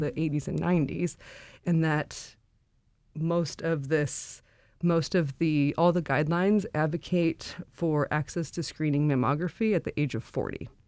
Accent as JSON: {"language": "English", "town": "Anchorage", "region": "Alaska", "country": "United States", "tie": "born or raised there", "also_born_or_lived": "North Carolina", "said": "I grew up in Anchorage. I, uh, went to high school at West High."}